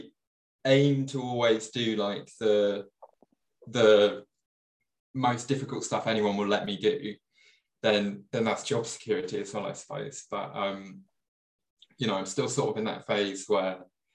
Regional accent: Leicestershire, East Midlands, United Kingdom; also born or lived in Hatfield, Hertfordshire; now in London, United Kingdom; originally, I was from Leicestershire, so the Midlands of the UK.

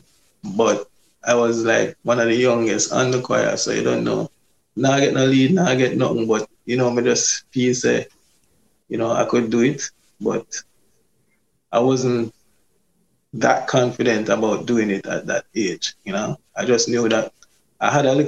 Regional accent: Portmore, Saint Catherine, Jamaica; I grew up in Bridgeport, in Portmore. Yeah, born and grew.

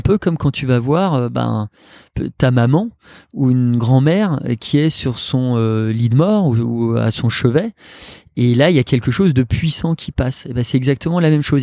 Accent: Alsace, Grand Est, France; moved away; je suis un Alsacien, papa de deux enfants

